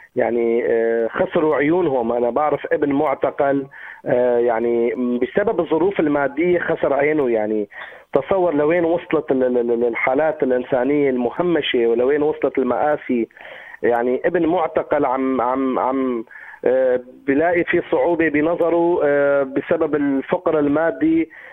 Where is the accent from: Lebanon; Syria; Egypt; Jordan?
Syria; نحن ناس سوريين